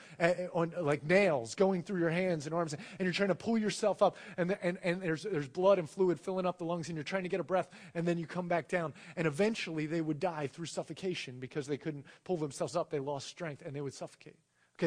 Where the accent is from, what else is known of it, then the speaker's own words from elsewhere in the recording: United States; being born into America where the reigning, religion is Christianity